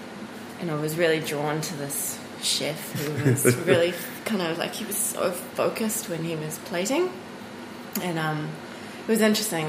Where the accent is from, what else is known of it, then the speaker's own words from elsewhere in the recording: South Africa; moved away as an adult; also born or lived in Cape Town, South Africa / Netherlands; now in Auckland, New Zealand; I grew up in South Africa and I studied in Cape Town.